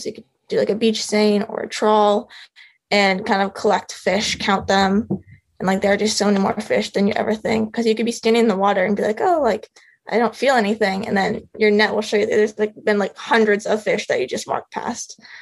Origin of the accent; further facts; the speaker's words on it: Phoenix, Arizona, United States; moved away as an adult; also born or lived in Rhode Island; I grew up in Phoenix, Arizona, which as you know has no water really